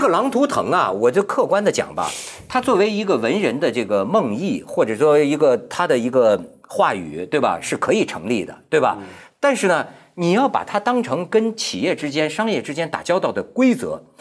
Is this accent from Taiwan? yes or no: no; China; 我作为一个中国人吧，但，但一个，一个失败的中国人啊